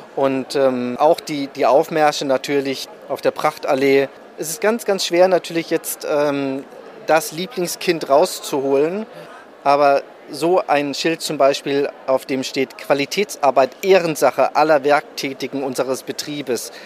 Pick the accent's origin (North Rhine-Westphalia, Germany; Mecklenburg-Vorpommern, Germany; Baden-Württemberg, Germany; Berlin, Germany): Berlin, Germany; ich bin gebürtiger Berliner